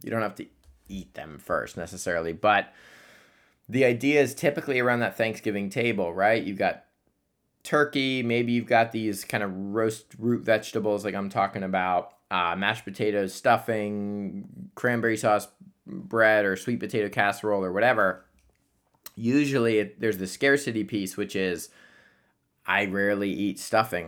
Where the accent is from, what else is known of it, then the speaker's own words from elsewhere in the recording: Columbus, Ohio, United States; moved away; I'm going back home to Columbus